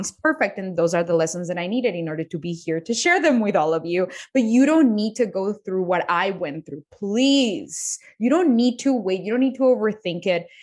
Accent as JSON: {"language": "English", "country": "Colombia", "tie": "born or raised there", "second_language": "English", "moved": "yes", "said": "I was born in Colombia. I didn't even know how to speak English when I, when I was a child. I taught myself how to speak English"}